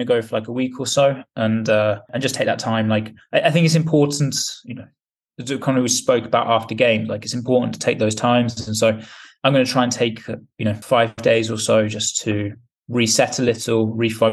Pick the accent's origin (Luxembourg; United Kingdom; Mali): United Kingdom; England; now in Spain; I'm being English, live in Spain